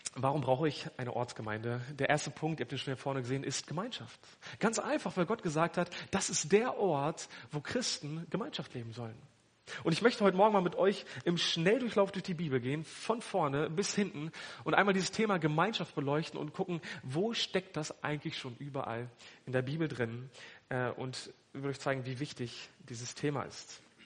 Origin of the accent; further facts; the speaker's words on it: Hanover, Lower Saxony, Germany; now in Lichtenau, Germany; Ich komme ursprünglich aus Hannover